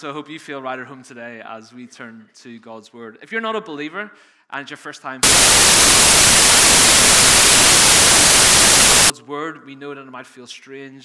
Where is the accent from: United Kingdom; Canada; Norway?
United Kingdom; Northern Ireland; accent: Northern Irish; moved away as an adult; now in England, United Kingdom; I've spent 18 years struggling through preaching for people to understand my Northern Irish accent, so it's nice to be home with you